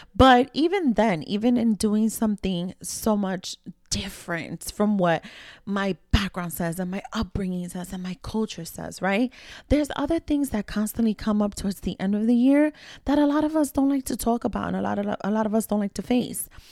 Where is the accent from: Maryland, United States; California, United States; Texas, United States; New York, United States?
New York, United States; New York City; growing up in New York City, right, again, the daughter of immigrant parents